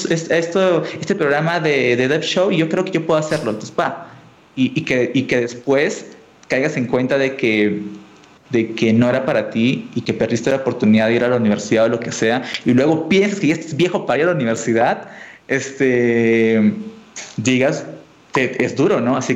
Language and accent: Spanish; Colombia; Yo vengo de Colombia y esta palabra no, no, es tan dura